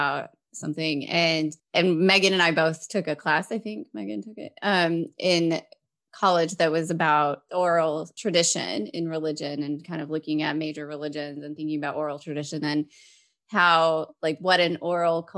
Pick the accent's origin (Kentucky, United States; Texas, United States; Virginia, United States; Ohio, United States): Texas, United States; West; I'm American and my family lived, I grew up in West Texas.